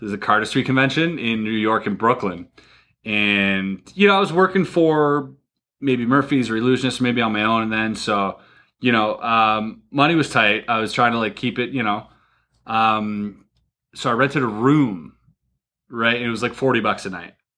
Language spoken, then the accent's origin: English; Canada; I'm Canadian